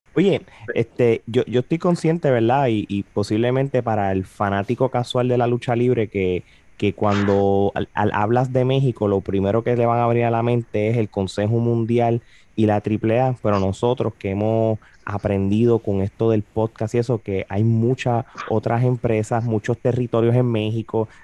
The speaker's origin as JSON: {"language": "Spanish", "country": "Puerto Rico", "tie": "born or raised there", "said": "yo me crié en Puerto Rico"}